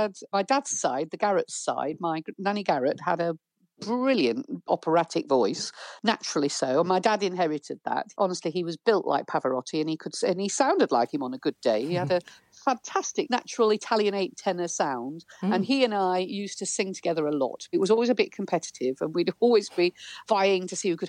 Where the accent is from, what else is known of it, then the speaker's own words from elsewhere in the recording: Thorne, Yorkshire and the Humber, United Kingdom; I was born in Thorn